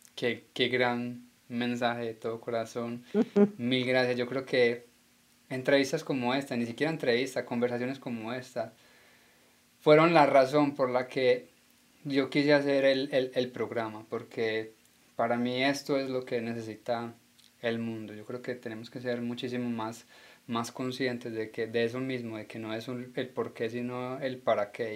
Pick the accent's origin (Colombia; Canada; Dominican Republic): Colombia; como colombiano